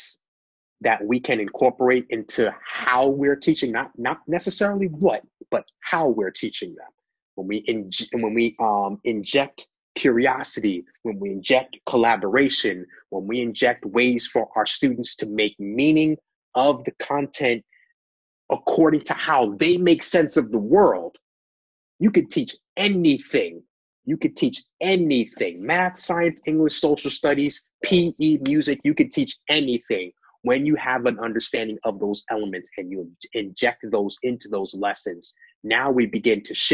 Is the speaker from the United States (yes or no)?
yes; New York, United States; moved away as an adult; also born or lived in Virginia; Growing up in New York